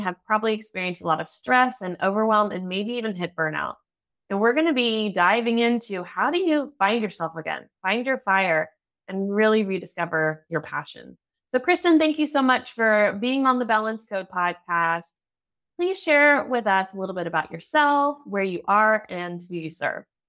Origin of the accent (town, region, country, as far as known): United States; now in Germany